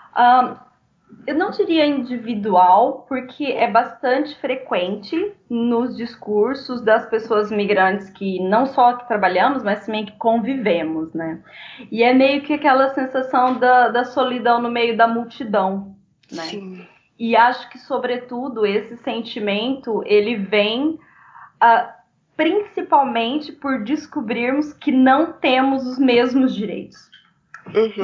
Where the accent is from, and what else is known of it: Brazil; moved away as an adult; now in Portugal